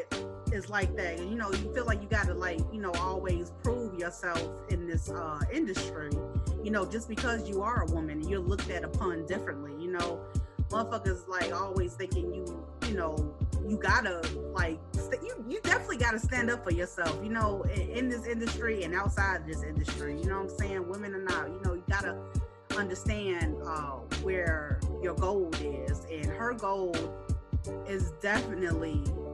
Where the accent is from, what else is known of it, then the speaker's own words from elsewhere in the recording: Chicago, Illinois, United States; I'm from Chicago